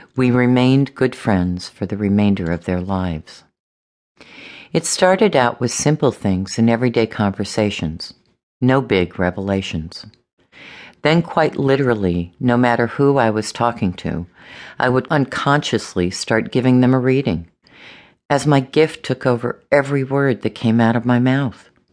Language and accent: English; Los Angeles, California, United States; I was born and raised in Los Angeles